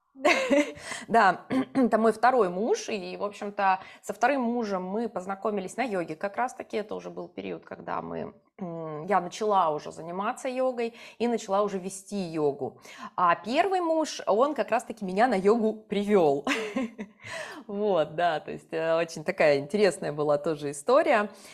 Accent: Yoshkar-Ola, Mari El, Russia; moved away as an adult; also born or lived in Moscow; когда я приезжала из Москвы в Ешкаралу, маленький город, ну, у нас сейчас, наверное, 1300 человек всего

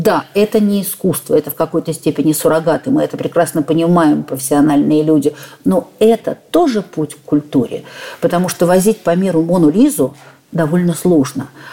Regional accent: Saint Petersburg, Russia; блистательный Санкт-Петербург, у нас своё отношение к жизни, мы люди совершенно-то особые

